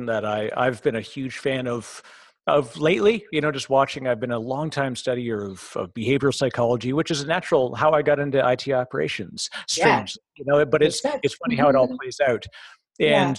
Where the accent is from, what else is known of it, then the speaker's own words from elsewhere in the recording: Toronto, Ontario, Canada; also born or lived in Vancouver; now in New Jersey, United States; I'm originally from Toronto